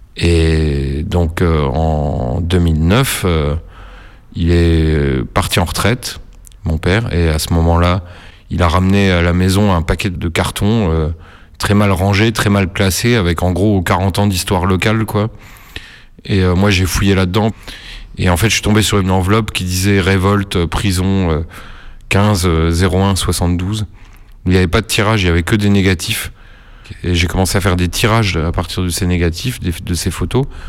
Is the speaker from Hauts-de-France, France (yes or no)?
no; Nancy, Grand Est, France; j'ai grandi à Nancy